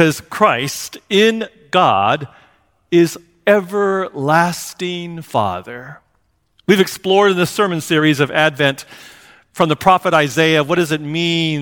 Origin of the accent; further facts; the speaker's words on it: Seattle, Washington, United States; also born or lived in Hawaii; our house growing up in Seattle